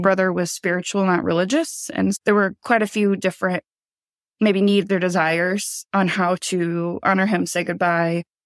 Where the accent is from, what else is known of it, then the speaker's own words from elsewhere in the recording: Iowa, United States; We grew up in Iowa.